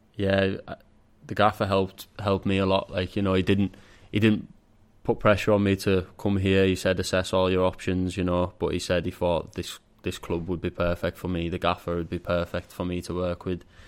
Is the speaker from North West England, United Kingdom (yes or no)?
yes; Carlisle, North West England, United Kingdom; it being my hometown club